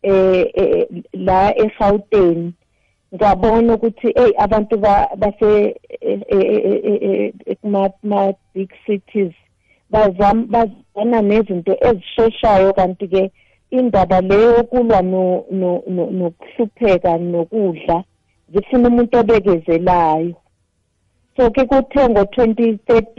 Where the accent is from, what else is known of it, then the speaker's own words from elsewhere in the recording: KwaZulu-Natal, South Africa; moved away as an adult; also born or lived in Gauteng / Limpopo; ngiwumZulu ngizalwa le eNatali ngishadelwa kubapedi